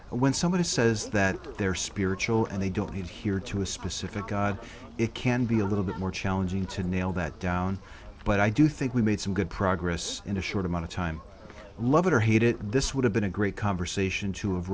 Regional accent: Texas, United States; I'm, vi- I'm visiting from Texas, okay.

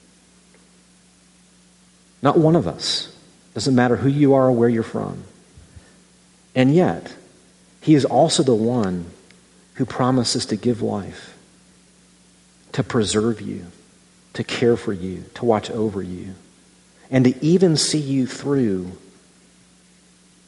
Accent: Midwest, United States; as a Midwesterner

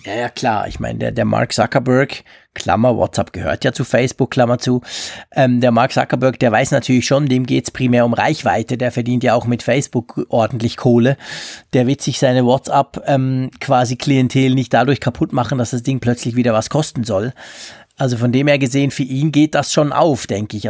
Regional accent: Switzerland; bei uns in der Schweiz

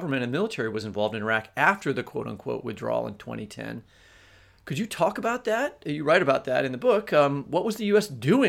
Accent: United States; speaking from as an American

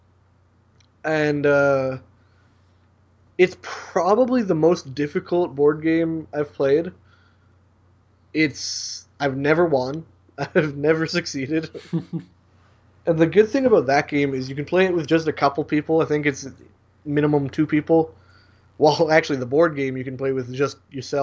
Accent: Canada; I'm Canadian

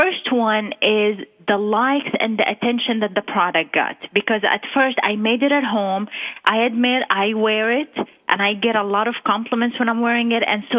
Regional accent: Qatar; moved away as an adult; also born or lived in Jerusalem; now in Texas, United States; my roots are from Jerusalem, the Holy Land, but I was born and raised in the Arabian Gulf area, Qatar. That's where I was raised, and I spent the first 21 years of my life

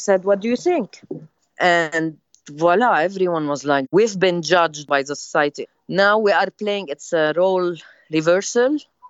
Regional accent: Lebanon

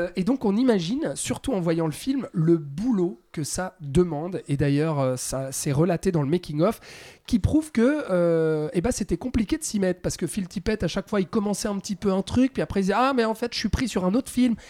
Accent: Switzerland; chez nous en Suisse

